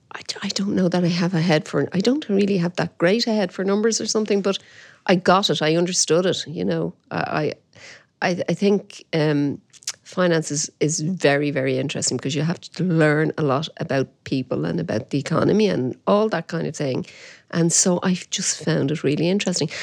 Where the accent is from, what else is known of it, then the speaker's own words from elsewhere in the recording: Dublin, Leinster, Ireland; my dad was from the Liberties, and we had, um, uh, a grocery shop in the Liberties.